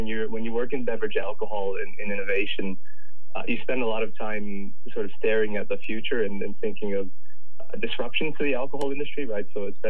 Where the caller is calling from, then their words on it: Denver, Colorado, United States; I'm actually joining from sunny Colorado in the U.S., in Denver, where Canopy U.S. operations are temporarily based.